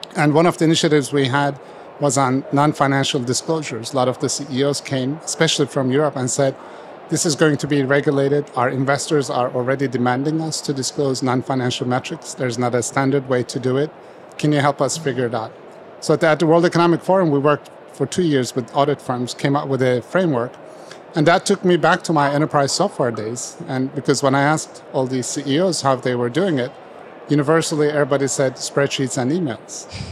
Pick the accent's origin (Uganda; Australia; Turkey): Turkey; moved away as an adult; also born or lived in United States; I grew up in Turkey